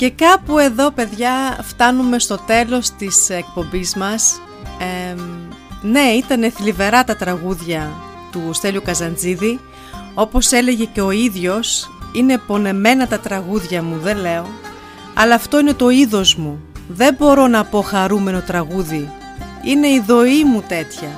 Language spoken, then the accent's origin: Greek; Germany; μαζί μεγαλώσαμε εδώ στη Γερμανία